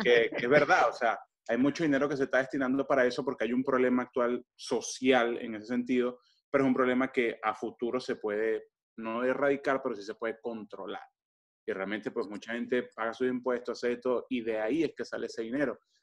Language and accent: Spanish; Venezuela; de donde yo soy en Venezuela